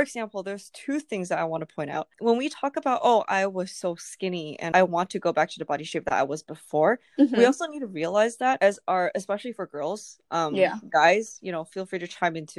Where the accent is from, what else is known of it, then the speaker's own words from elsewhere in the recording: Taipei, Taiwan; now in United States; I grew up in Taipei